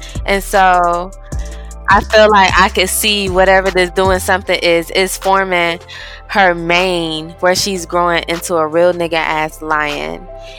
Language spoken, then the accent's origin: English; Missouri, United States; I was born and raised in Missouri. Stripping isn't even legal in Missouri.